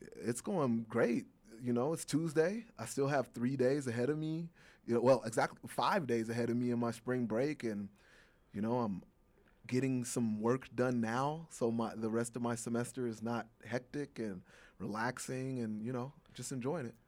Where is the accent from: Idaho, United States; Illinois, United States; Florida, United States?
Illinois, United States; Chicago; Chicago, my hometown